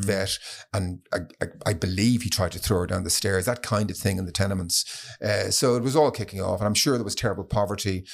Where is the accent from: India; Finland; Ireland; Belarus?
Ireland; Stillorgan and Kilmacud, Leinster; also born or lived in London, United Kingdom; I was born in the East End, in the, in the London hospital and brought back to Stenorg and Kilmacodd, uh, as a, as a tiny baby.